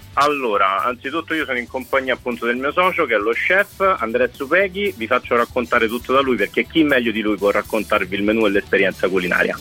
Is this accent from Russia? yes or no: no; Colombia; now in Rome, Italy; io sono colombiano di origine